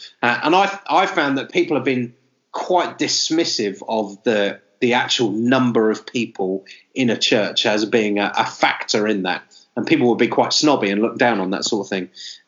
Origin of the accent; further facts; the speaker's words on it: Manchester, North West England, United Kingdom; Okay, welcome to the Broadcast Church Planting Podcast. … from Manchester. I work for Christchurch Manchester.